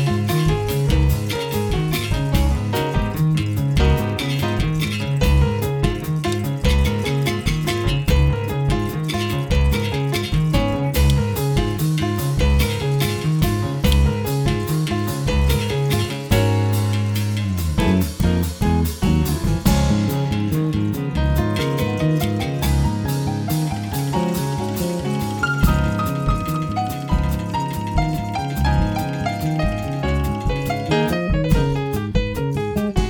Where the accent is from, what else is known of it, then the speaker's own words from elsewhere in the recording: Rio de Janeiro, Brazil; moved away as an adult; now in Seattle, United States; I am from Rio de Janeiro, but I've been living in Seattle for about 26 years.